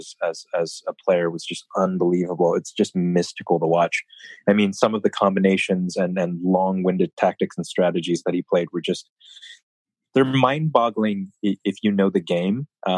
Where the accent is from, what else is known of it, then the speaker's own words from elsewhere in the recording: United States; I'm an American chess player